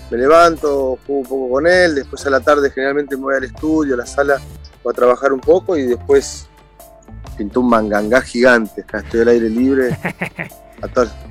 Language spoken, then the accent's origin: Spanish; Argentina; yo soy más argentino que el dulce de leche.